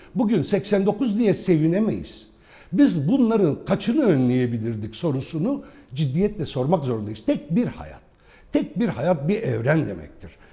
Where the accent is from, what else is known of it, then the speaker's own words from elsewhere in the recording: Nusaybin, Mardin, Turkey; first language Arabic; Turkish is a second language; moved away; Mardin Nusaybin doğumluyum. Ana dilim Arapçadır benim. Fakat e, büyüdüğüm Nusaybin'de